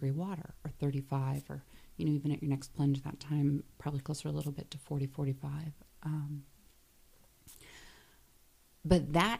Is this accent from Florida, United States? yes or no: yes; Florida, United States; now in Arizona, United States; I grew up in Florida. I've lived in Arizona.